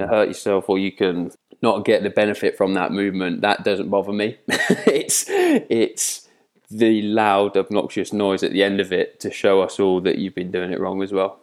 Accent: Twyford, South East England, United Kingdom; moved away as an adult; also born or lived in Slough / Newcastle / Sheffield; I'm a Southerner, lived in Reading, born in Slough, um, but lived in Reading, a place called Twyford, my whole life

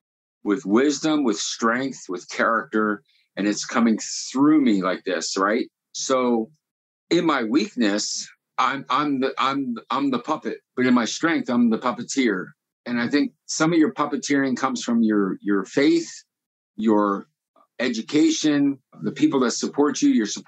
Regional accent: Lancaster, Pennsylvania, United States; I was born in Lancaster

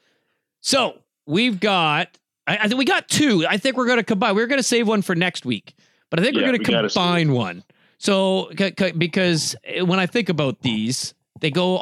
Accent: Canada; I'm Canadian

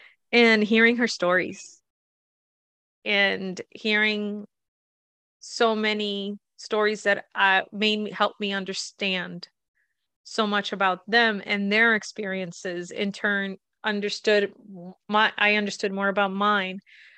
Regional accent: Massachusetts, United States; also born or lived in Puerto Rico; I was born in Puerto Rico, and we moved here to Massachusetts when I was 8. Then I was always back and forth.

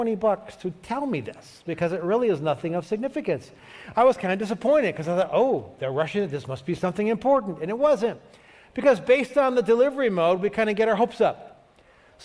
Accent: Cleveland, Ohio, United States; moved away; I grew up in Cleveland, so I'm kind of used to weather

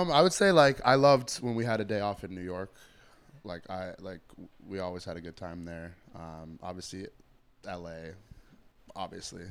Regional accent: Toronto, Ontario, Canada; I grew up in Scarborough

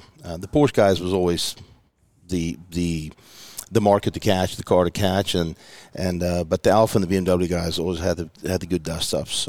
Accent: Johannesburg area / Pretoria, Gauteng, South Africa; moved away as an adult; also born or lived in Sarasota, Florida / Houston, Texas; now in Pacific Northwest, United States; I was born in Johannesburg. I grew up I grew up around Joburg, but I grew up on a farm outside of Joburg. Okay. And lived there the first, 10 years of my life, moved close to the city, and then I lived in Pretoria, which is the administrative capital.

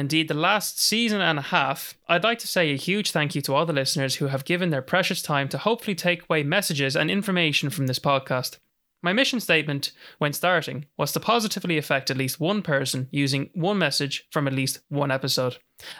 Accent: Jordan; born there; since I met him on holiday one year in the country that I was born in Jordan.

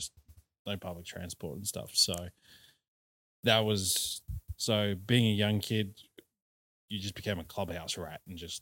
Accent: South Africa; moved away; growing up in South Africa

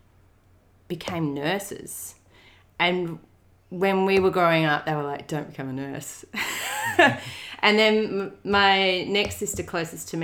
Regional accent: Donnybrook, Western Australia, Australia; now in Melbourne, Australia; I grew up in a small country town in WA called Donnybrook

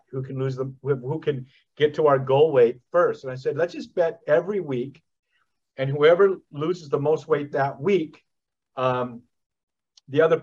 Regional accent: the West, United States; I was raised in the West, you know, and I know every nook of ground between California and the Dakotas

